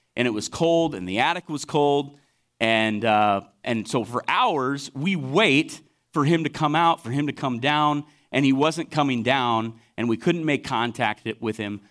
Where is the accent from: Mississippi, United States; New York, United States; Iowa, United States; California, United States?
Iowa, United States; Lone Tree; also born or lived in Waterloo, Iowa; I grew up in Lone Tree, South Iowa City, and I moved up to Waterloo area